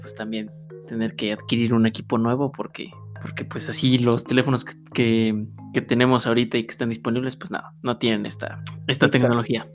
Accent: Mexico; somos mexicanos

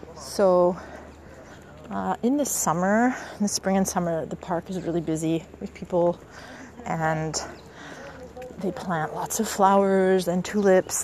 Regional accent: Canada; now in Istanbul, Turkey; I'm I'm coming from Canada

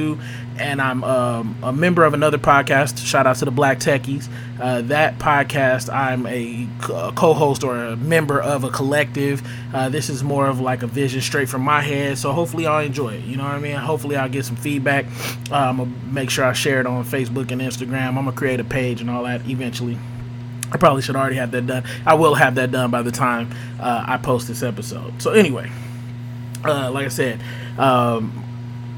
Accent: Las Vegas, Nevada, United States; now in Tennessee, United States; I'm from Vegas. I live in Tennessee currently.

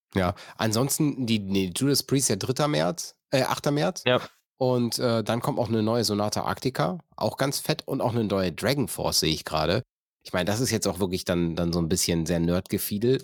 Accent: North Rhine-Westphalia, Germany; ich komme aus dem Niederrhein

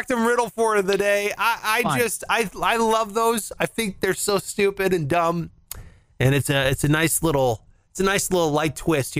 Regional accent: Midwest, United States; I grew up in the Midwest. I love the Midwest.

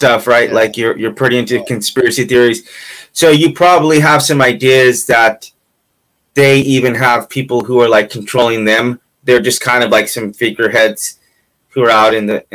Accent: California, United States; I'm from California

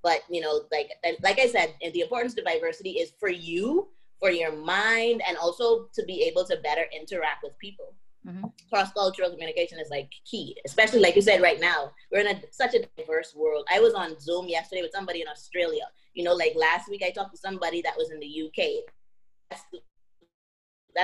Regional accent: Bahamas; moved away as an adult; I came from the Bahamas, you know, the Bahamas is black and white

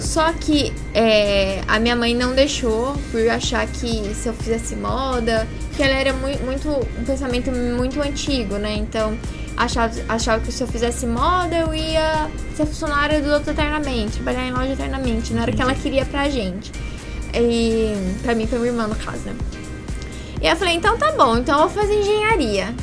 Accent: Franca, São Paulo, Brazil; born or raised there

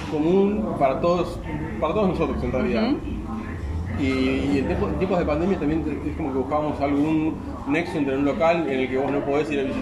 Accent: La Plata, Buenos Aires Province, Argentina; now in Buenos Aires, Argentina; yo soy de La Plata, me vengo a vivir a Capital, bueno, estoy acá hace un par de años ya

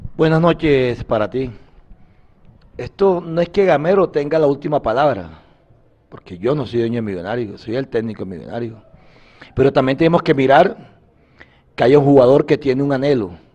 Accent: Colombia; Nosotros indudablemente somos colombianos

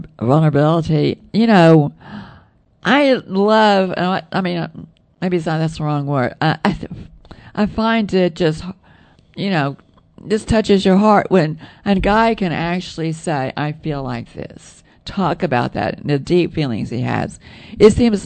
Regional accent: the South, United States; accent: southern; With my southern accent

